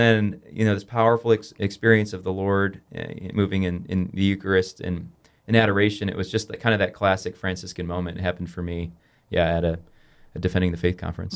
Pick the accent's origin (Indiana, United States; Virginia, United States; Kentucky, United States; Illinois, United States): Illinois, United States; Rockford; I grew up in Rockford, Illinois